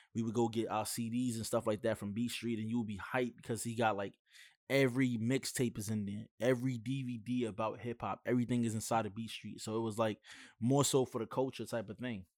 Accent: New York City, New York, United States; I'm from Brooklyn

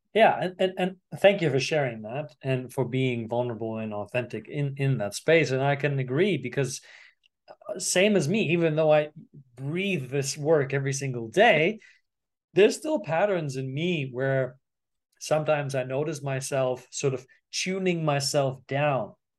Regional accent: Germany; growing up in Germany

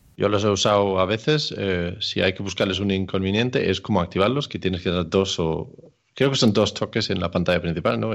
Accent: Denmark; now in Spain; Yo soy de Dinamarca, pero vivo en España.

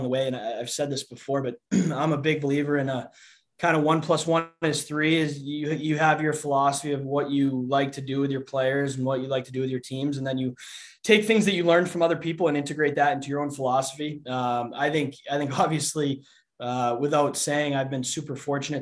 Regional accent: Assonet, Massachusetts, United States; moved away as an adult; also born or lived in Youngstown, Ohio; I'm from Assonet, Massachusetts. So it's a little town about 35, 40 minutes south of Boston. You know, I played growing up a little bit there

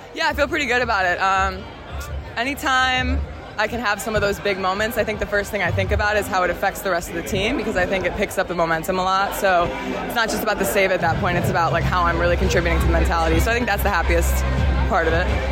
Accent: United States; moved away as an adult; now in Australia; coming from America

